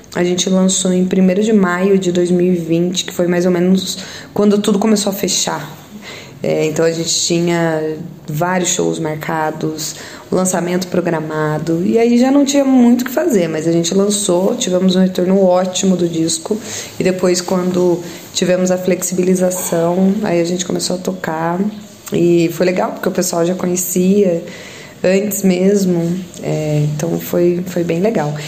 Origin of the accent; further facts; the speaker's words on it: Santa Rita do Sapucaí, Minas Gerais, Brazil; Nós somos aqui do sul de Minas. Eu e o guitarrista, nós moramos em Santa Rita do Sapucaí